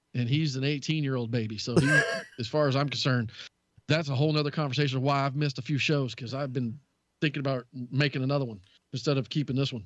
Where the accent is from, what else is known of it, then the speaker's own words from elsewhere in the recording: Southern United States, United States; accent: Southern Texas; moved away as an adult; also born or lived in Texas; now in Wisconsin, United States; as a Southerner, it's just what we do.